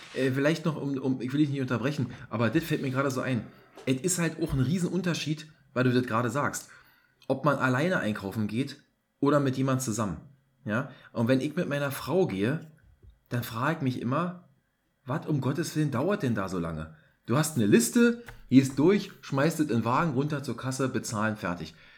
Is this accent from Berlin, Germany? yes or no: yes; Berlin, Germany; hier als Berliner